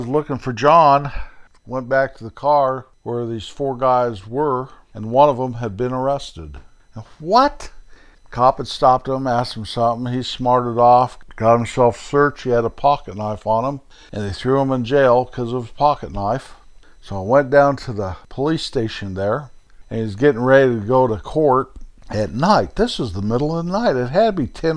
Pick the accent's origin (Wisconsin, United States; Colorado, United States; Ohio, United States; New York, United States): Colorado, United States; born or raised there